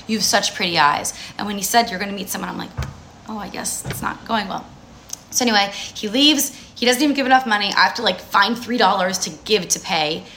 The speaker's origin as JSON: {"language": "English", "region": "New Jersey", "country": "United States", "tie": "born or raised there", "said": "I grew up in New Jersey, I'm Jewish."}